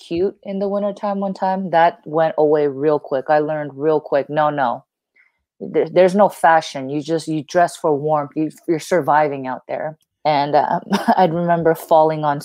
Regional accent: California, United States; also born or lived in Korea; I came from California

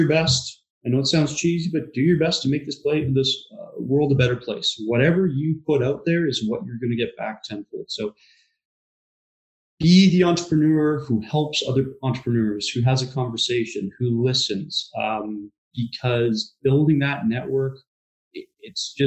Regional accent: Vancouver, British Columbia, Canada; I can remember being 6 years old, driving down the streets in the downtown east side and seeing it, and I think we can definitely do better as Vancouverites, as British Columbians, as Canadians

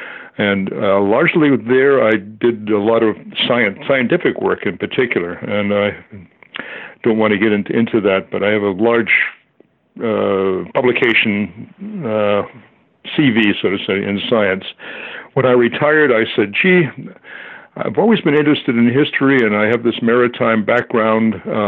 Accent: Gloucester, Massachusetts, United States; also born or lived in Maine; I grew up in Gloucester, Mass., which is a well-known seaport and fishing port. So the sea was in my blood. My house was only a few hundred yards from the ocean.

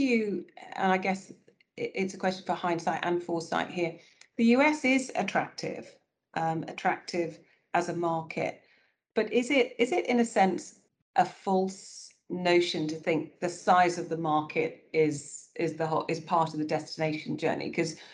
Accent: United Kingdom; as British leaders and British companies

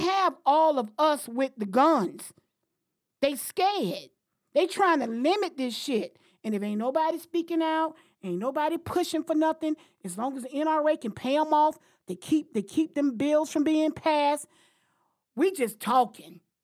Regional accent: Florida, United States; moved away as an adult; now in Washington, D.C., United States; I've been living in Washington, D C for thirty years, thirty plus years now. Came up here in eighty-nine, okay? But I'm from Florida

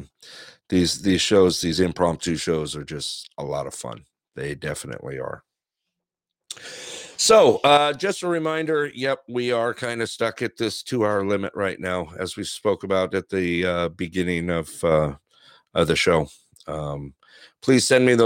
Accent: Big Bear, California, United States; now in Alaska, United States; I grew up, as you guys know, I grew up in a small town. You know, when I grew up in Big Bear, it was, when I first moved there

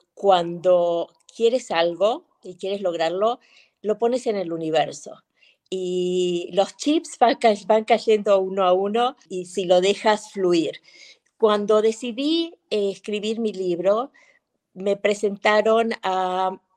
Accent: Argentina; moved away as an adult; also born or lived in Los Angeles, United States / Venezuela; now in Madrid, Spain; Argentina es mi origen, es, digo que soy argentina, pero viví en Los Ángeles 30 y, me fui a los 22 y viví 36 años en Los Ángeles.

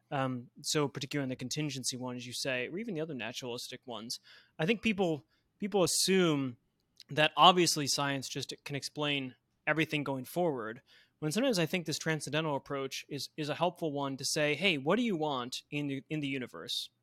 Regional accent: Buffalo, New York, United States; moved away; I grew up in Buffalo, New York

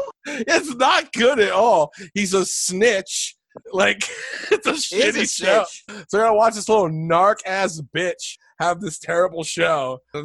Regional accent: New York City, New York, United States; I grew up in New York, so it's just hop on the 6 train with …, get off of Castle Hill Ave.

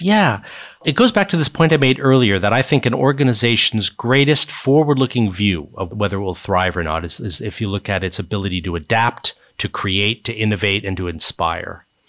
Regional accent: Silicon Valley, California, United States; moved away as an adult; also born or lived in East Coast of the US; now in United Kingdom; I grew up in the U S. I grew up in Silicon Valley, California

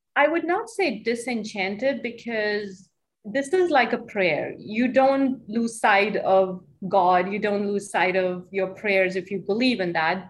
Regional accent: Hamilton, New Jersey, United States; also born or lived in Chicago; in my hometown

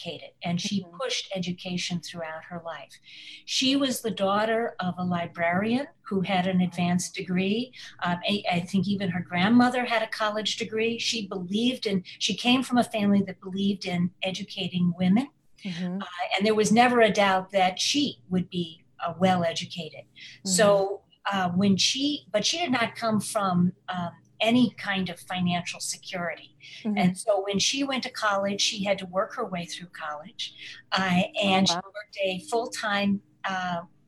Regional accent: Illinois, United States; we grew up in Illinois

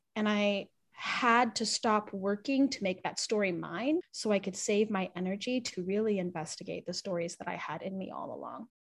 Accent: Pacific Northwest, United States; I'm a first generation Filipino, Chinese, Hawaiian, American, growing up in the Pacific Northwest and repping the culture that is here

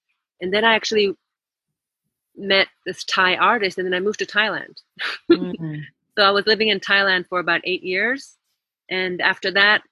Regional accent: Japan; moved away as an adult; also born or lived in Paris, France; now in Walton, United States; I was raised in Japan, went to an international school there

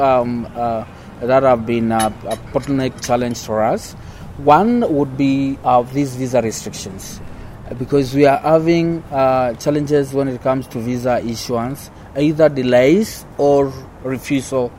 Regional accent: Kenya

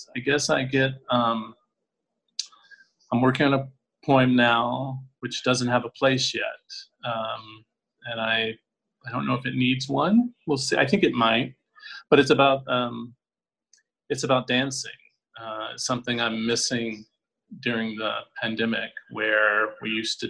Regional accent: Tennessee, United States; moved away as an adult; also born or lived in New York / Oregon; now in Los Angeles, United States; As I said, I grew up in the South in Tennessee. I got my MFA and I moved to New York after college. Then I went to Oregon for 2 years for my MFA. I moved back to New York, spent 20 years there, and I've been in LA 12

